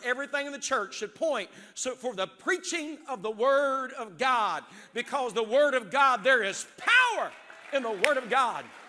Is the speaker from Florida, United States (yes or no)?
no; West Virginia, United States; now in Zanesville, United States; I didn't grow up in Ohio, I grew up in West Virginia